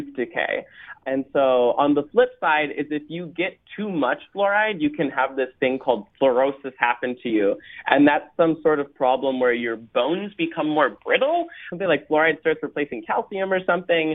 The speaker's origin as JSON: {"language": "English", "region": "Minnesota", "country": "United States", "said": "I come from Minnesota"}